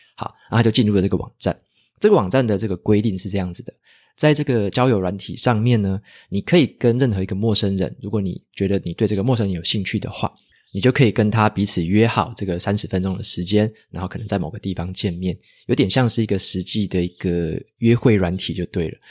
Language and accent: Chinese; Taitung, Taitung County, Taiwan; moved away as an adult; 我自己的话是台东人